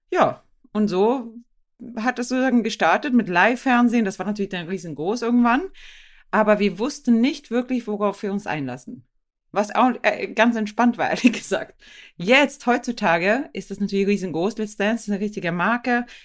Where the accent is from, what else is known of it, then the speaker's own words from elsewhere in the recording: Sweden; German is a second language; moved away as an adult; now in Germany; konnte ich auch nicht wirklich gut Deutsch. Ich bin ja äh, aus Schweden ähm